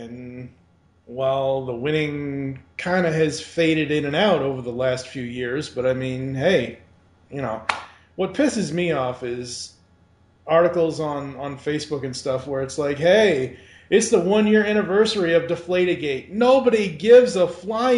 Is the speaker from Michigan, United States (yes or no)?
no; Massachusetts, United States; accent: Boston; I grew up in Massachusetts. I can still park the car because we don't use R's